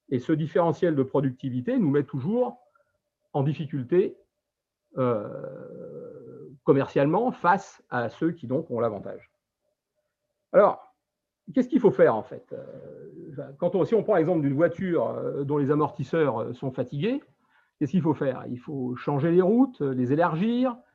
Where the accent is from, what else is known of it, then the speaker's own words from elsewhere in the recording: France; Nous sommes français et nous avons les mêmes intérêts que tous les Français.